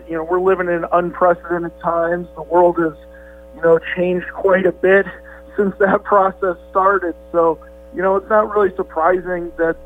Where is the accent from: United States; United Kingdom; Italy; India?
United States; Valparaiso, Indiana; moved away as an adult; I'm from Valpo